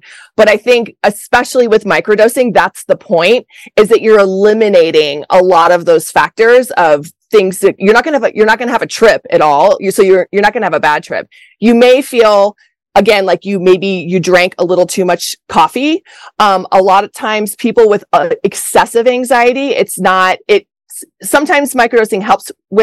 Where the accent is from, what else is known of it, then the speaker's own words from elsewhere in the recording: Colorado, United States; moved away; also born or lived in Los Angeles; I'm from Colorado